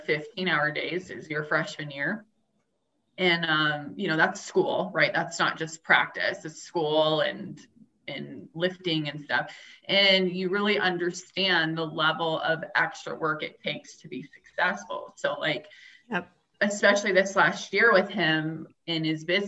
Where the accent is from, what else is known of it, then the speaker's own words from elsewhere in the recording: Tucson, Arizona, United States; I grew up in Tucson